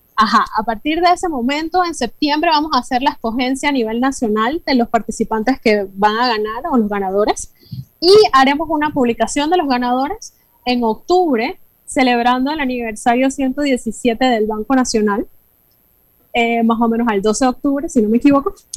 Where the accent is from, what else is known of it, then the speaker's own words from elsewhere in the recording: Panama; nuestra identidad como panameños